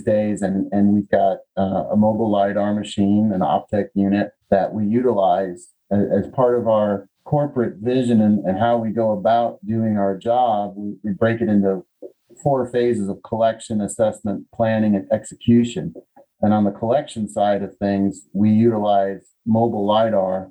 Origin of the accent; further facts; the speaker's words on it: Connecticut, United States; moved away as an adult; also born or lived in Chicago, Illinois / Indiana; now in Southwest Virginia, United States; I was born in Chicago. I grew up in Connecticut, adolescence in Connecticut